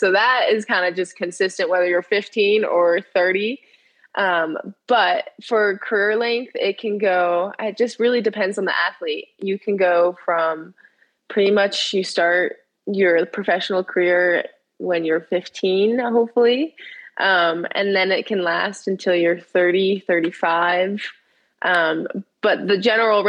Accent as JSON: {"language": "English", "region": "Southern California", "country": "United States", "tie": "born or raised there", "said": "I am a snowboarder from California. I grew up in Southern California."}